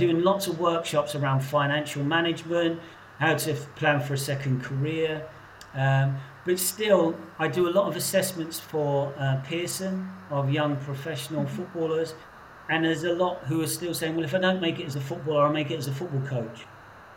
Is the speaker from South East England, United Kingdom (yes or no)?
yes; Portsmouth, South East England, United Kingdom; I grew up in Portsmouth, quite a macho place when I was growing up